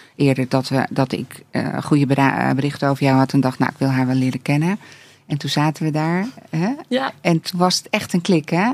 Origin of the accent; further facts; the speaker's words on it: Netherlands; ik ben gewoon eh, eh, super Hollands